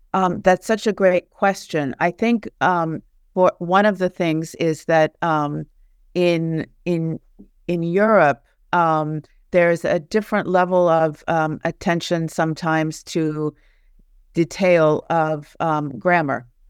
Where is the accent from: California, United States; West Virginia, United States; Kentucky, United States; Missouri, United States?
West Virginia, United States; Charleston; moved away as an adult; also born or lived in Naples, Italy / United Kingdom; now in Paris, France; I grew up in the States, in Charleston, West Virginia.